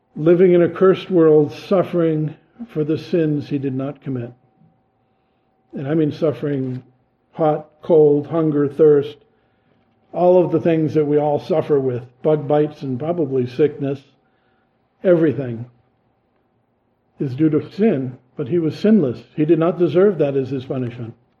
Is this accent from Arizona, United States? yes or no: no; Massachusetts, United States; they pick up on my accent and know I'm a Yankee from Massachusetts